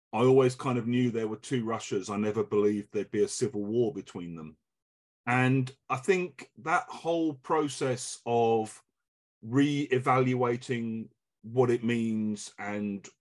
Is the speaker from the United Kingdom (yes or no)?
yes; England, United Kingdom; as an English person